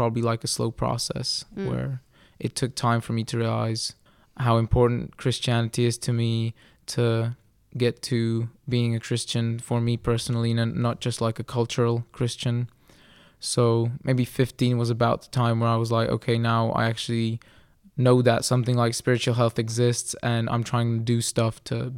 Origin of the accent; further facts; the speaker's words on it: Kralupy, Central Bohemian Region, Czechia; also born or lived in England; I was born in England because I'm a missionary kid, but now most of my life I've lived in the Czech Republic in Kralupy, which is a city northwest of Prague, very close to Prague.